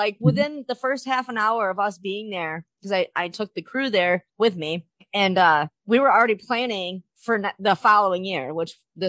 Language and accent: English; Michigan, United States; I'm from Michigan.